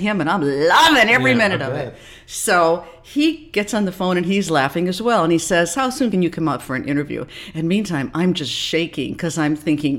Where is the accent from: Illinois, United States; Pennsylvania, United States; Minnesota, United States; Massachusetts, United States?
Minnesota, United States; moved away as an adult; also born or lived in Cedar Rapids, Iowa; now in New York, United States; I grew up in Minnesota, tiny little town.